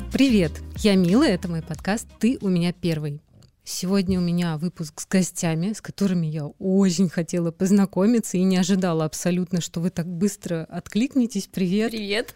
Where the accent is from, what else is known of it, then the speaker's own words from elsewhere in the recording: Moscow, Russia; moved away as an adult; now in Saint Petersburg, Russia; Я тоже из Москвы с молодым человеком вот переехала в Питер